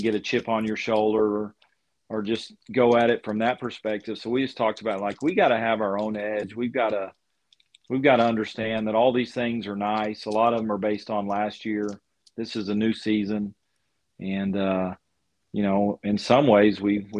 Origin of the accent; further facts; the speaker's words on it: Lubbock, Texas, United States; growing up in Lubbock and following Lubbock Christian University